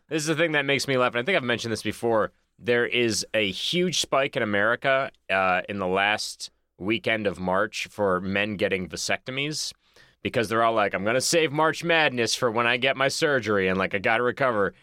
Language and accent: English; Boston, Massachusetts, United States; now in Los Angeles, United States; I'm from Boston